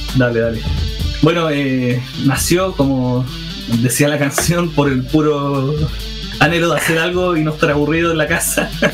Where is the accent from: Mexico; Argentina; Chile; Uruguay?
Chile; Iquique, Tarapacá; moved away as an adult; also born or lived in Santiago; yo soy originario de Iquique, pero en esa época estaba en Santiago